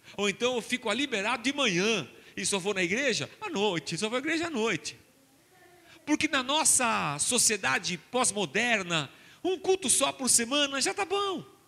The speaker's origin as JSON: {"language": "Portuguese", "town": "Barbacena", "region": "Minas Gerais", "country": "Brazil", "tie": "born or raised there", "said": "Quando eu era criança pequena lá em Barbacena, domingo era dia de ir à igreja"}